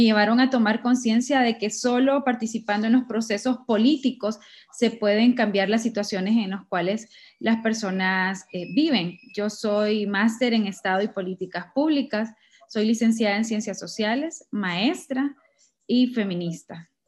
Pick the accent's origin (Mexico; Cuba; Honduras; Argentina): Honduras; Sabana Grande, Francisco Morazán; nací en Sabana Grande, Francisco Morazán